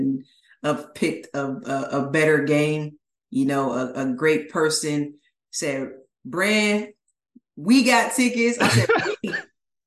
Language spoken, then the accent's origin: English; Ohio, United States; moved away; Cleveland. As I say, my home state, you know, get to go back home